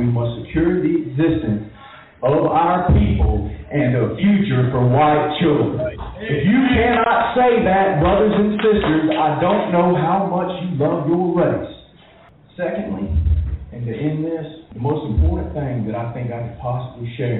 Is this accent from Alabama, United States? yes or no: yes; Lamar County, Alabama, United States; I'm from Lamar County, Alabama